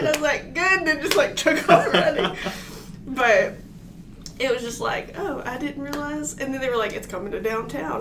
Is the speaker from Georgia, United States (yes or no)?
no; Mississippi, United States; moved away; Growing up in Mississippi